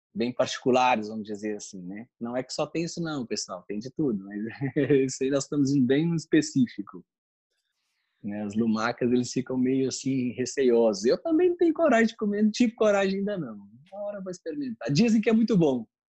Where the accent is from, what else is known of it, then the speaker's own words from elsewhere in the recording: Brazil; moved away as an adult; now in Rome, Italy; eu saí do Brasil. E quando eu saí, eu saí muito jovem